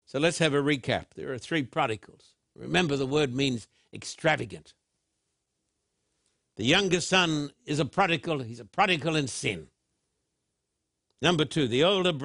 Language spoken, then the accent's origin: English; Brisbane, Queensland, Australia; when I was a boy growing up in Brisbane